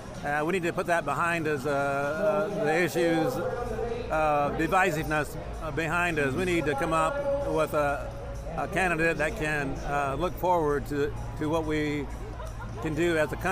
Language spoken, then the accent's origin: English; Indianapolis, Indiana, United States; from Indianapolis here.